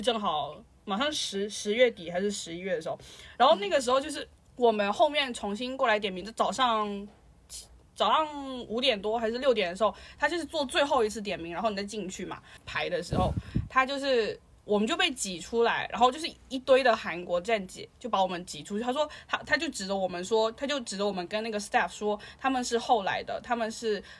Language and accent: Chinese; China; moved away; 是中国人，我在外面